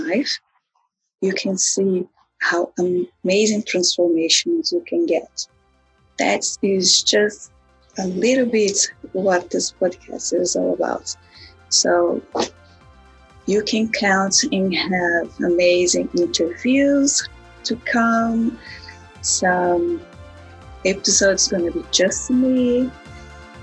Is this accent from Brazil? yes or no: yes; Brazil; now in United States; I am also from Brazil, a very amazing place that is have a forever place in my heart. And now I am an American citizen.